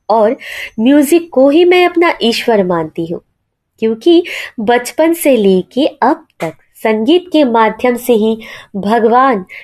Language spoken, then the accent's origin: Hindi; West Bengal, India; और मैं वेस्ट बंगाल से बिलोंग करती हूँ